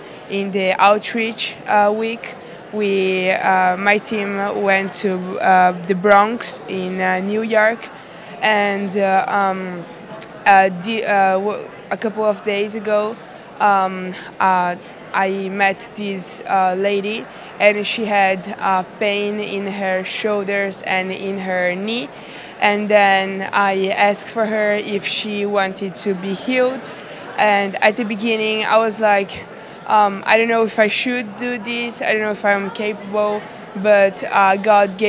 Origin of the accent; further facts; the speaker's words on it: Italy; I'm from Italy.